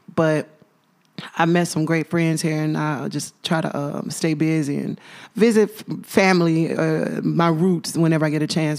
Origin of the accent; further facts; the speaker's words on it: Memphis, Tennessee, United States; born and raised in Memphis, Tennessee